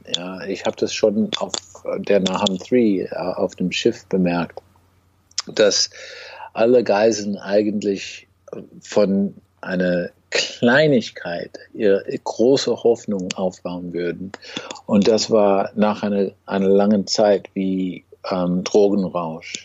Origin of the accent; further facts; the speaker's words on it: United States; German is a second language; als Amerikaner